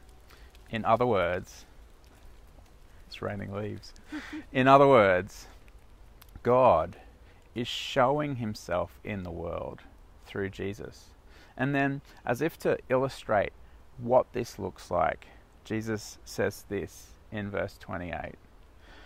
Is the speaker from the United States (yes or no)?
no; South Africa; moved away; the town where I was born in South Africa